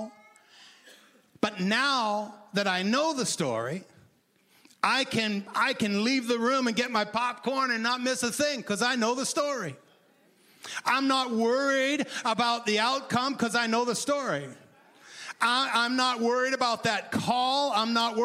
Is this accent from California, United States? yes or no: no; Maine, United States; I grew up in Maine